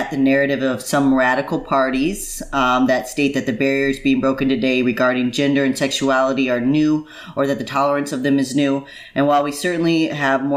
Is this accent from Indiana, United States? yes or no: yes; Indiana, United States; I grew up in Indiana